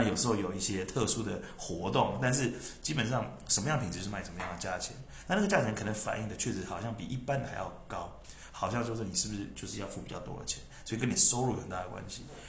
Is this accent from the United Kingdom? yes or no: no; Taiwan; moved away as an adult; 我反而是更清楚我身为台湾人这件事情的重要性